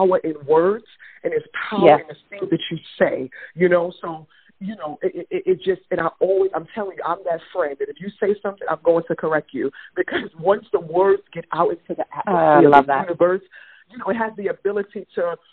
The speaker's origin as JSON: {"language": "English", "town": "New York City", "region": "New York", "country": "United States", "said": "I'm from Brooklyn"}